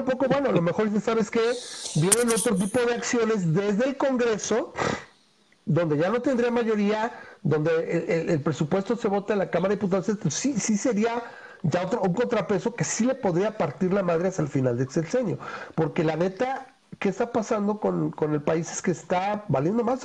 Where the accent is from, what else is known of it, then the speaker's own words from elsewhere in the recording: Mexico; pensando como mexicano